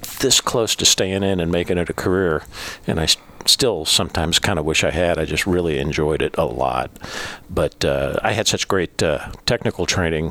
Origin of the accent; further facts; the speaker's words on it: Newark, California, United States; moved away as an adult; also born or lived in Fort Lewis, Washington / Missouri / Overland Park, Kansas; now in St. Louis, United States; My dad was in the service up at Fort Lewis, Washington when I was born, but I was raised in California